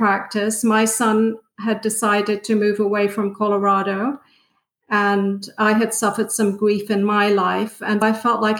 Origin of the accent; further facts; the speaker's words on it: United Kingdom; If anything, I guess I would say that I'm British, but I don't fit in Britain either.